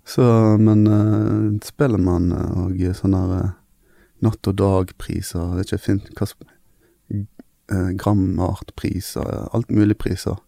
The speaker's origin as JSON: {"language": "Norwegian", "town": "Bergen", "region": "Vestland", "country": "Norway", "said": "vi er fra Fjorden"}